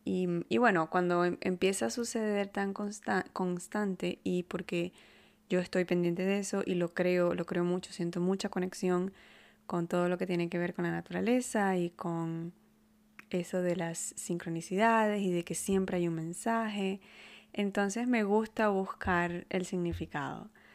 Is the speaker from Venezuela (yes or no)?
yes; Maracaibo, Zulia, Venezuela; now in Canada; en Maracaibo, de donde yo vengo